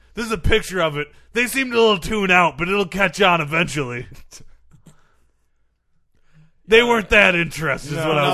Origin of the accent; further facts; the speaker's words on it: United States; Because I'm from America.